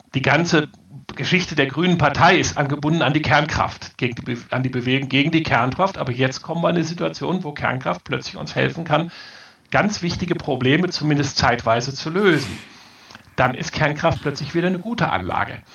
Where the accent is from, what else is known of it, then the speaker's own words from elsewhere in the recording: Rhineland, Germany; ich komme aus dem Rheinland